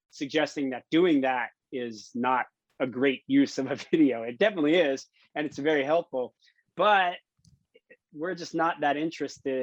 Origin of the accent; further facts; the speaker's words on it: Miami, Florida, United States; moved away as an adult; also born or lived in Gainesville, Florida / California; I grew up in Miami